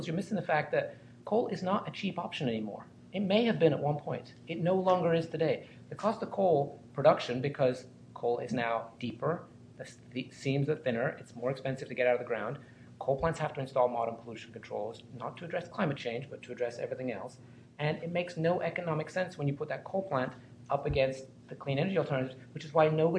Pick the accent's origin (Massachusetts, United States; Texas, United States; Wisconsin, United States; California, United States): Wisconsin, United States; my home state of Wisconsin